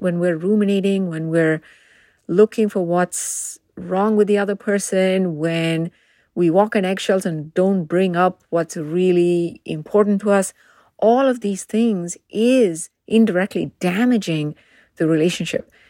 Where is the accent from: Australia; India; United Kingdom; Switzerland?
India; moved away as an adult; now in United States; I grew up in India